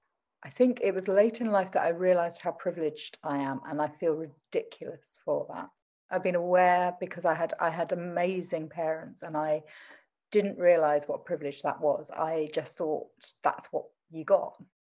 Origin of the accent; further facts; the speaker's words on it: Southend-on-Sea, East of England, United Kingdom; accent: Essex; So I'm from Essex. I'm from Southend in Essex. But somebody told me that unless I dropped my Essex accent, nothing would come of me.